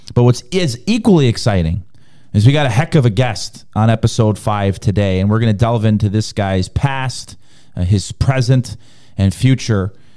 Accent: Chicago, Illinois, United States; growing up in Chicago

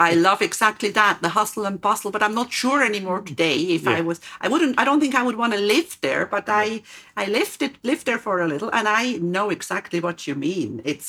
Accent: Switzerland; now in Cyprus; because I'm from Switzerland, I chose to live here, but I go to Switzerland whenever I want.

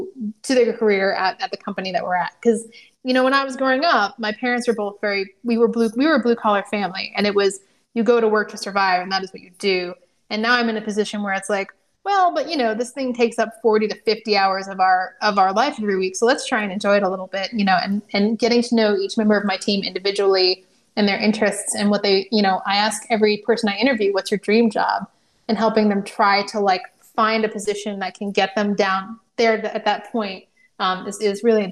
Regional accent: California, United States; born there; You know, I was born in California. We live near the coast.

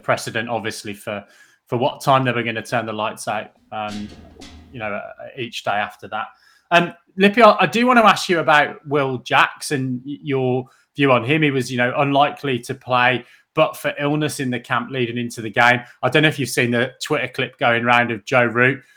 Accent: England, United Kingdom; as an English cricket fan growing up through the nineties

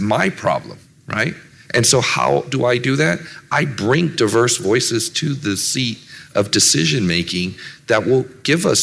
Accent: Silicon Valley, California, United States; I grew up in Silicon Valley

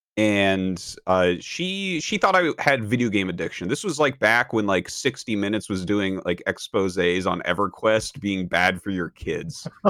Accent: New Hampshire, United States; moved away; I come from New Hampshire, uh, just kind of a small town uh, over in New Hampshire

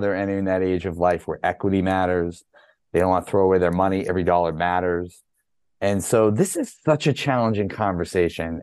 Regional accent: Massachusetts, United States; moved away as an adult; also born or lived in North Carolina; I grew up here, moved back here in 1999

